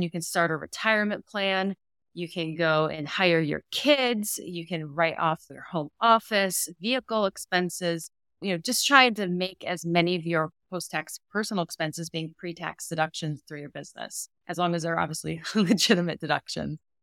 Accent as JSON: {"language": "English", "region": "Massachusetts", "country": "United States", "also_born_or_lived": "Georgia / Rochester, New York", "moved": "yes", "lives_now": "Knoxville, United States", "said": "originally from Massachusetts"}